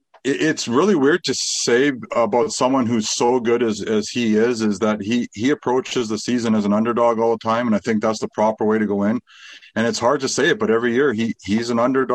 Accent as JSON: {"language": "English", "town": "Fort Saskatchewan", "region": "Alberta", "country": "Canada", "tie": "born or raised there", "said": "I was born and raised in Fort Saskatchewan"}